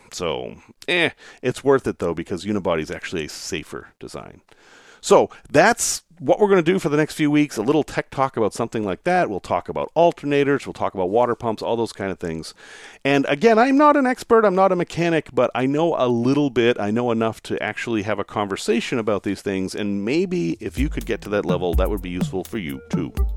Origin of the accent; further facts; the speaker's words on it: the North, United States; Growing up in the North